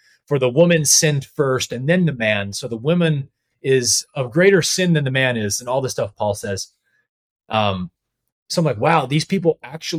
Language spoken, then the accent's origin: English; San Jose, California, United States; a church in my hometown in San Jose